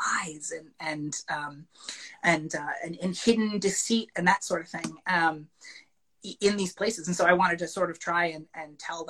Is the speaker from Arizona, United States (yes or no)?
no; Madison, Connecticut, United States; I'm from Madison, Connecticut